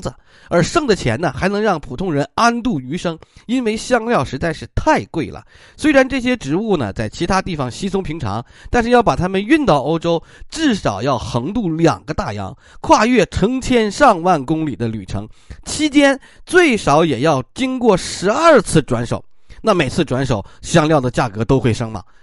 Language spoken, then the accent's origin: Chinese; China; 我们中国人